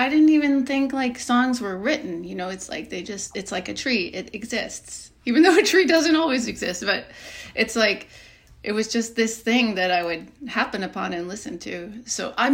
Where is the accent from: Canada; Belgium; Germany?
Canada; Alberta; I grew up and my parents are from England, and they moved to Alberta.